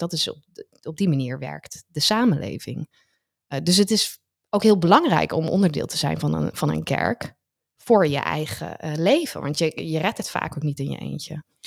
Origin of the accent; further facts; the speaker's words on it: Netherlands; ons als Nederlanders